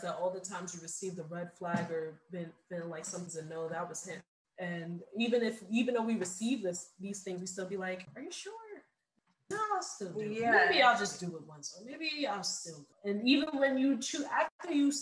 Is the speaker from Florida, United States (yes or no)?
no; New York City, New York, United States; I'm from New York City, so it gets really cold.